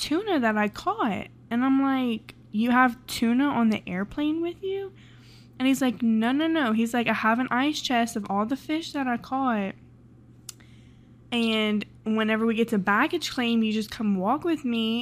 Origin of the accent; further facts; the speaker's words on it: Louisiana, United States; I'm from Louisiana